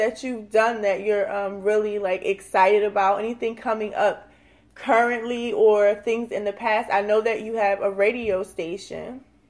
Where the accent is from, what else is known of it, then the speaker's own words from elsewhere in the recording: New Jersey, United States; now in Atlanta, United States; I come from New Jersey, so I'm really, really enjoying Atlanta.